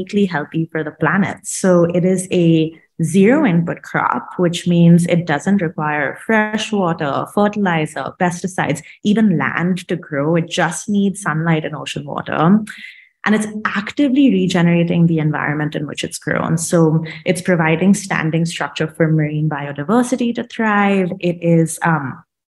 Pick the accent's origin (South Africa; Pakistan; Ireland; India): India; moved away as an adult; now in United States; I'm originally from India. I moved to the States for college a long time ago